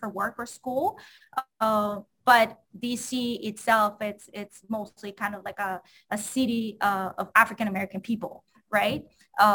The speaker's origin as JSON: {"language": "English", "town": "Cali", "region": "Valle del Cauca", "country": "Colombia", "tie": "born or raised there", "also_born_or_lived": "Florida, United States", "second_language": "English", "moved": "as an adult", "lives_now": "Washington, D.C., United States", "said": "I grew up in Cali, so that was like my hometown"}